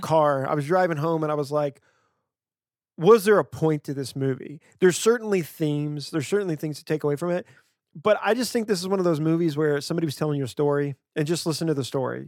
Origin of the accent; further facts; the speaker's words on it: West Louisiana, United States; moved away; I grew up in West Louisiana, right near the Texas border